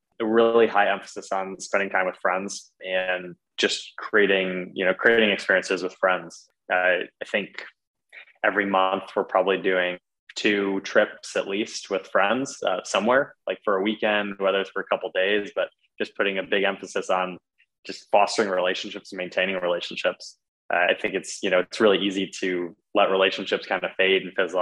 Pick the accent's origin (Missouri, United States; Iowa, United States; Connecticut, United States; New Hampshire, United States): Iowa, United States; Iowa City; moved away as an adult; also born or lived in Chicago; I grew up in Iowa City, Iowa, which many people think is Ohio, but grew up in the Midwest.